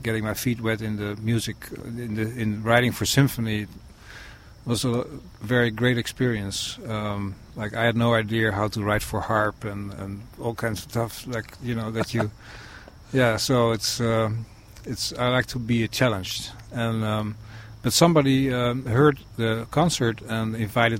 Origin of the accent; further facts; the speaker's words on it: Netherlands; moved away; back in my country where I'm from the Netherlands